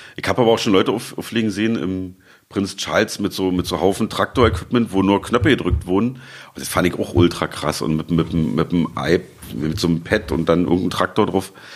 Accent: Berlin, Germany; also born or lived in Leipzig; ich bin in Leipzig geboren und mit einem Jahr nach Berlin gezogen, ungefragt, musste ich mit und lebe jetzt hier seit 43,5 Jahren.

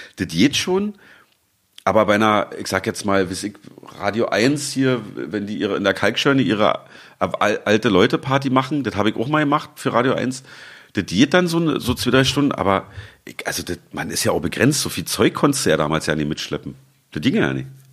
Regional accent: Berlin, Germany; also born or lived in Leipzig; ich bin in Leipzig geboren und mit einem Jahr nach Berlin gezogen, ungefragt, musste ich mit und lebe jetzt hier seit 43,5 Jahren.

